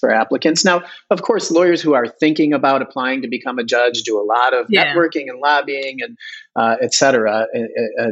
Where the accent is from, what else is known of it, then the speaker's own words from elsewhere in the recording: Chicago, Illinois, United States; now in Wisconsin, United States; I'm from Chicago